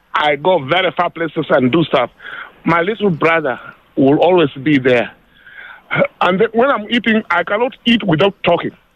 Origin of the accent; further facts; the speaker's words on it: Uganda; now in South Africa; I come from Uganda